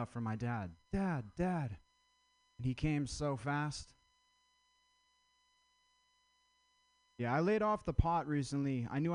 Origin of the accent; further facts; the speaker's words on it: Vermont, United States; I'm from Vermont.